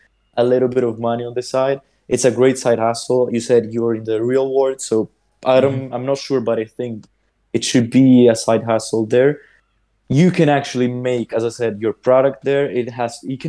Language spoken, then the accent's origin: English; Sicily, Italy; I'm from Sicily